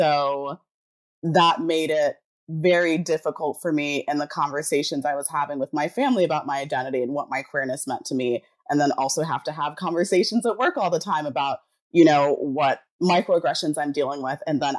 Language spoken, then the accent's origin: English; Jamaica; I'm Pisces, I'm Jamaican, so I'm like very passive aggressive.